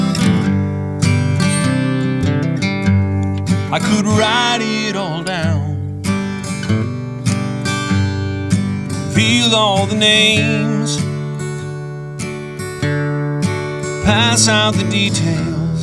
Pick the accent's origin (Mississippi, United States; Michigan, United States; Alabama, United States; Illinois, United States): Alabama, United States; now in Los Angeles, United States; I'm from Alabama.